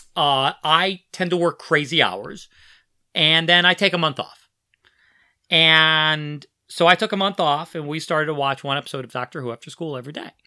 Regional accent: Philadelphia, Pennsylvania, United States; I grew up in Philadelphia, and we had a U H F channel

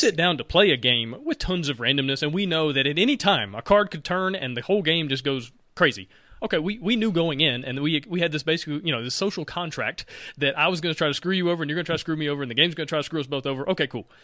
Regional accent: Alabama, United States; I'm from Alabama

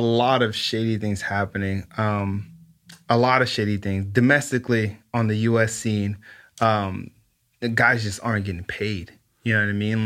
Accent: Los Angeles, California, United States; I grew up in South Central L

